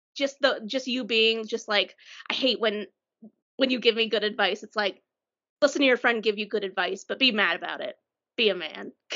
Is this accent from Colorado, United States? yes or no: yes; Colorado Springs, Colorado, United States; moved away; Emily and I grew up in Colorado Springs, and although we both don't live there now